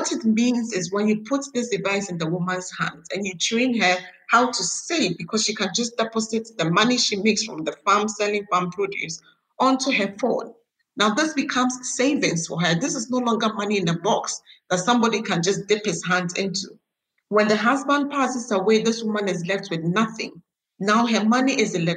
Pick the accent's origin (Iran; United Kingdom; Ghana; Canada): Ghana; I was born, bred, schooled in Ghana, all the way from my degree to my master's